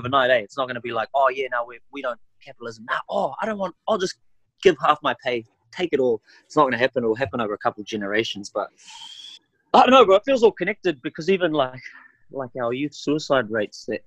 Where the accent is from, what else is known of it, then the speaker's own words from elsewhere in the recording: New Zealand; first language Maori; English is a second language; also born or lived in Auckland; I'm just a Kiwi boy on Aotearoa.